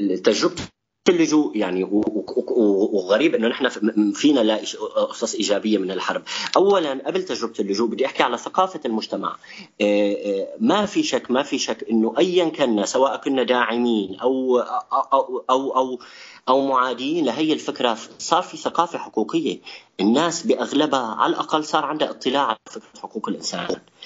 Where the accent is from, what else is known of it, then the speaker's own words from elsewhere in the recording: Syria; نحن كسوريين